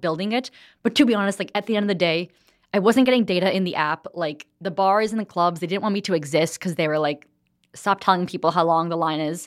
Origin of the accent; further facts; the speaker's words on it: New Jersey, United States; moved away as an adult; also born or lived in New York City; now in Los Angeles, United States; I grew up in New Jersey